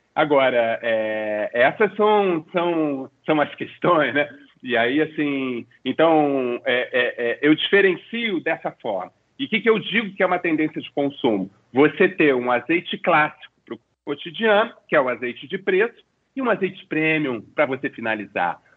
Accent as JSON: {"language": "Portuguese", "region": "Rio de Janeiro", "country": "Brazil", "tie": "born or raised there", "said": "eu como um bom carioca da gema que sou"}